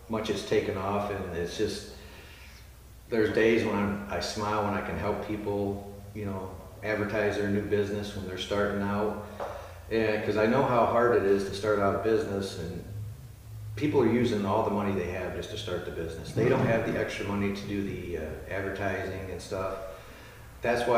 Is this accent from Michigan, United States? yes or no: yes; Ionia, Michigan, United States; growing up in Ionia, I've lived here my whole life